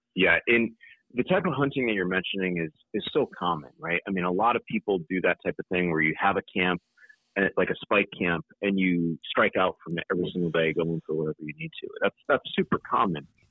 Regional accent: Connecticut, United States; moved away as an adult; also born or lived in Utah; now in North Carolina, United States; I still go hunting in my home state of Connecticut

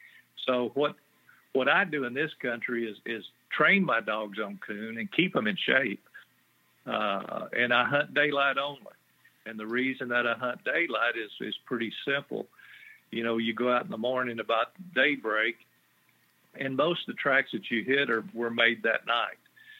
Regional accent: Texas, United States; Well, I was raised in South Texas, about 50 miles southwest of San Antonio. But I live in the hill country and have since 1985.

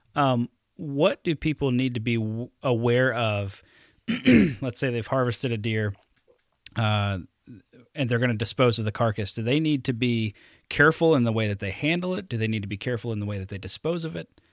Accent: Alabama, United States; now in Wisconsin, United States; growing up in Alabama. Um, and then I, I move up here to Wisconsin

